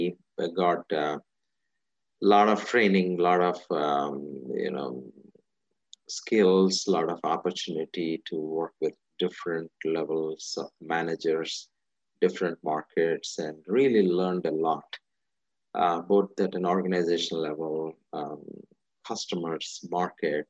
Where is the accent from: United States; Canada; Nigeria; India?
India; moved away; I'm originally from India. I was born and raised in India. A majority of my childhood was in India.